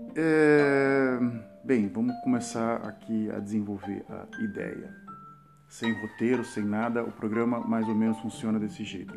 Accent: Brazil; moved away as an adult; now in Netherlands; do meu país de origem, esse Brasil

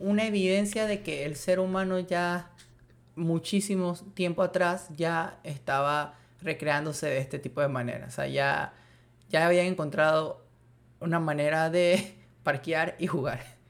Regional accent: Panama; si soy panameño

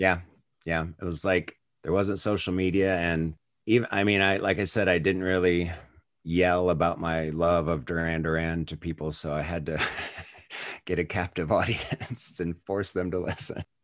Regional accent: United States; I probably got into them as early as an American could through M T V

